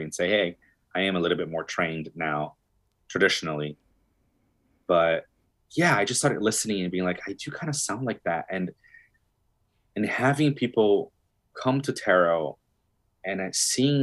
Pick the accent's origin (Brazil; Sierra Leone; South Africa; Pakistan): Brazil; moved away; I'm from Brazil, born and raised